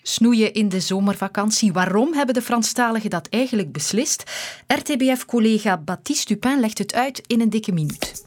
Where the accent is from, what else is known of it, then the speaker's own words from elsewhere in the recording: Flanders, Belgium; bij ons in Vlaanderen